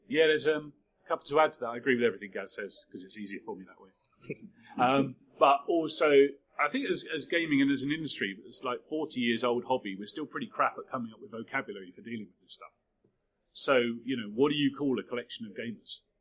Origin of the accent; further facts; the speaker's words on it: United Kingdom; we're largely British people